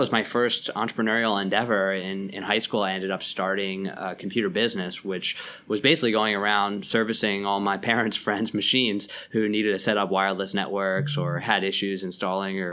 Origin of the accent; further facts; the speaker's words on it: Lower Merion, Pennsylvania, United States; now in New York City, United States; I grew up outside of Philly in the suburbs, a suburb called Lower Merion.